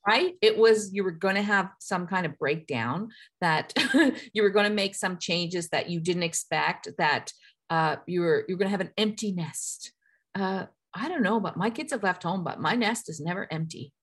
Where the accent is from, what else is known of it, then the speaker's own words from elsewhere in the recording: Newfoundland and Labrador, Canada; I grew up in Newfoundland